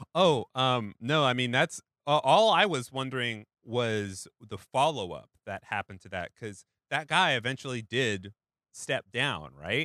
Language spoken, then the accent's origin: English; Pacific Northwest, United States; moved away; I grew up in the Pacific Northwest where you don't set off as much fireworks